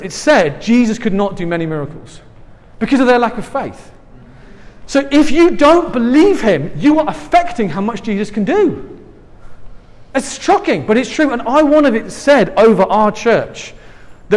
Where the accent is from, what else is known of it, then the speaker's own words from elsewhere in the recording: England, United Kingdom; accent: English; now in San Francisco, United States; I'm from England